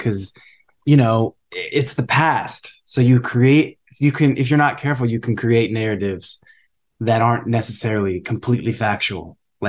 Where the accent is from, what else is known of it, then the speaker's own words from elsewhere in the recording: San Marino, California, United States; I'm like, yeah, I grew up in San Marino. It's a great public school system.